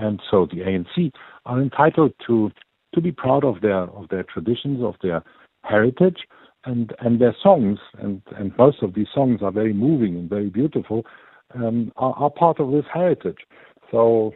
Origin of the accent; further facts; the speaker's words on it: Germany; accent: German; now in South Africa; the listeners will hear from my accent, I was born in Germany. I'm a German